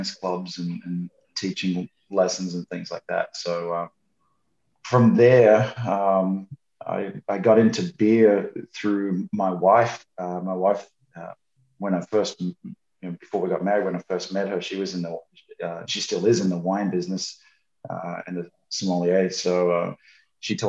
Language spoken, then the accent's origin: English; Sydney, New South Wales, Australia; moved away as an adult; now in United States; I was born and raised in Sydney, Australia. I came over to the US in 1990.